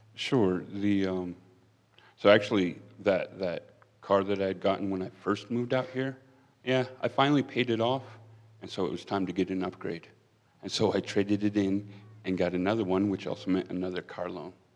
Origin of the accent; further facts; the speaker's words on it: Pennsylvania, United States; moved away as an adult; now in Wyoming, United States; I'm originally from Pennsylvania.